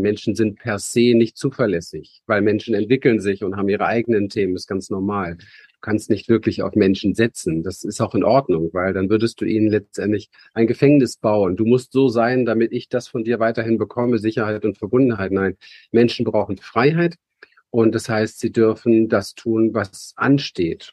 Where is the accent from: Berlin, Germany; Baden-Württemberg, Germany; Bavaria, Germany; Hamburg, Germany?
Berlin, Germany; ich bin aufgewachsen in Berlin